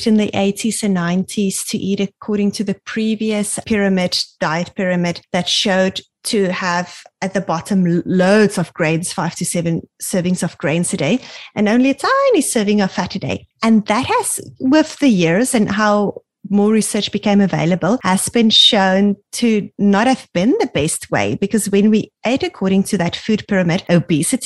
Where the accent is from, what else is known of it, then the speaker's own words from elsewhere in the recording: South Africa; now in Canada; we grew up in South Africa